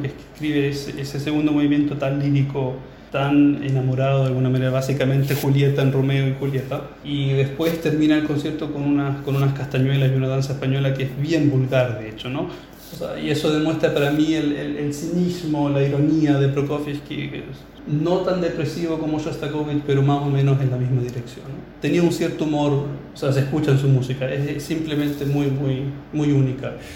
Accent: Chile; also born or lived in Berlin; intérprete chileno

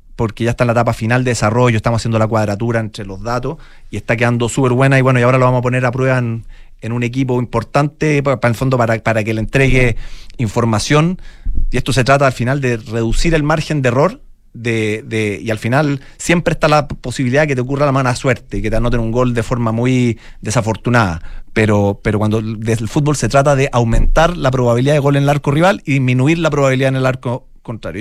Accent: Santiago, Santiago Metropolitan Region, Chile; Mi, mamá es valdiviana, yo nací y criado en Santiago

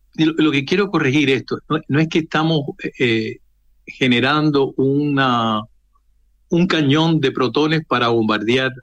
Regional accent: Cuba; also born or lived in Russia; now in Chile; Yo soy cubano de origen

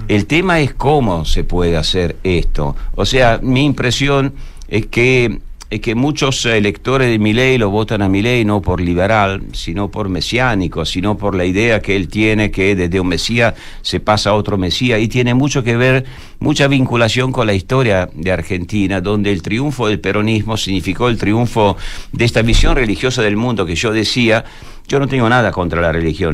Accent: Italy; yo como italiano

